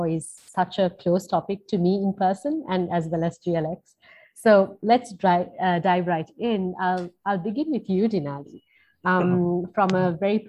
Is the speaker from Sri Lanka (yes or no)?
yes; Sri Lanka; growing up in Sri Lanka, I was a vegetarian here